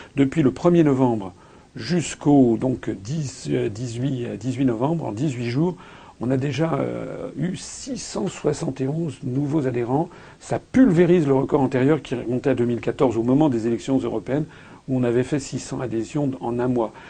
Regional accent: France; nous sommes tous des Français

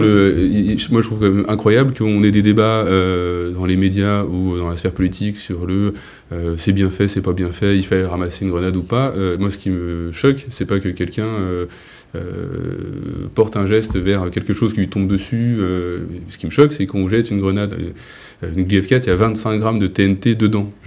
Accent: Paris, Île-de-France, France; now in Charente-Maritime, France; je suis né à Paris, j'ai grandi, j'habite en Charente-Maritime désormais

